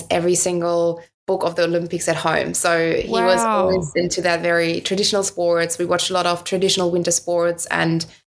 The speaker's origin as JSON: {"language": "English", "region": "Northern Germany", "country": "Germany", "tie": "born or raised there", "also_born_or_lived": "United States", "second_language": "English", "moved": "as an adult", "said": "growing up in Northern Germany"}